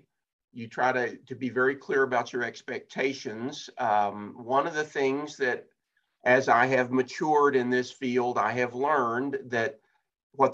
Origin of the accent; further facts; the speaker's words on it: Texas, United States; also born or lived in Ohio; now in Fort Worth, United States; back here in Texas. I'm a Texan